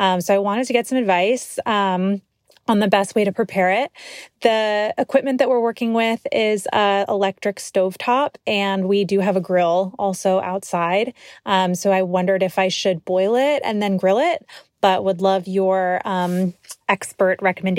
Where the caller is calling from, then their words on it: Brookfield, Connecticut, United States; I'm calling in from Brookfield, Connecticut